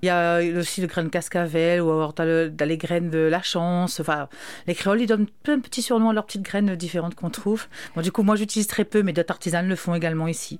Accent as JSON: {"language": "French", "country": "Réunion", "said": "je suis allée de la Réunion"}